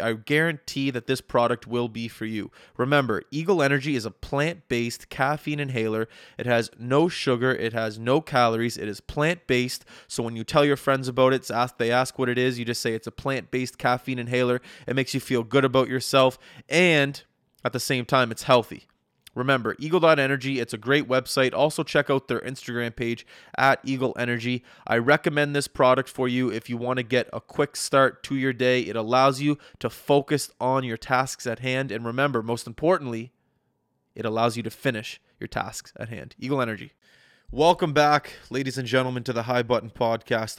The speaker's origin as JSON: {"language": "English", "town": "Halifax", "region": "Nova Scotia", "country": "Canada", "tie": "born or raised there", "said": "my hometown of Halifax"}